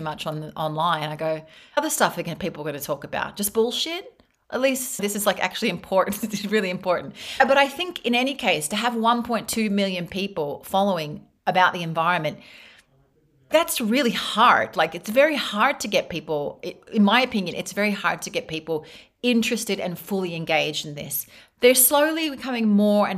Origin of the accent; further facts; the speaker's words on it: Australia; moved away as an adult; now in Spain; I grew up in Australia